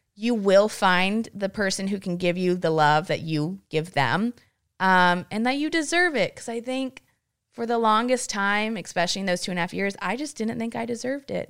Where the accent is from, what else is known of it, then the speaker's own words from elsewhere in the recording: Granbury, Texas, United States; I'm a girl from Granbury, Texas, population ten thousand.